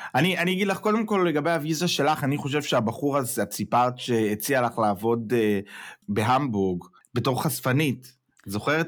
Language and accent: Hebrew; Israel; moved away as an adult; now in Germany; אני עזבתי את ישראל, הגעתי לגרמניה